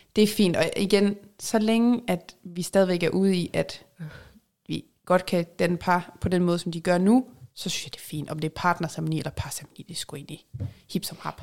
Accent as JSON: {"language": "Danish", "region": "Jutland", "country": "Denmark", "accent": "Jutlandic", "said": "jeg er jyde"}